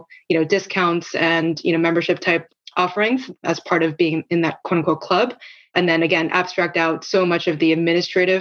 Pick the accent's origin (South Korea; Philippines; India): South Korea; moved away; I grew up in Korea where there's a national health system.